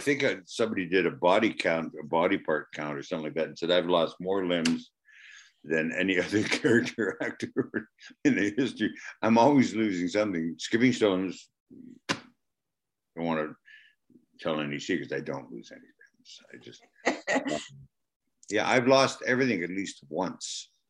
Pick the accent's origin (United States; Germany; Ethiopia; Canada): Canada; There's not too much drama or drama that I'm Canadian